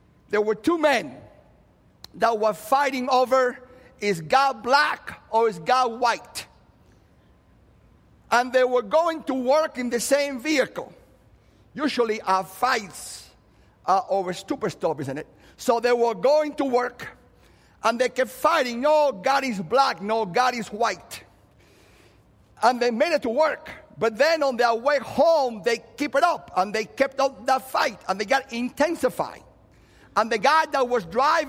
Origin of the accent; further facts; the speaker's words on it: Cuba; moved away; I happen to be a Christian that happens to be Cuban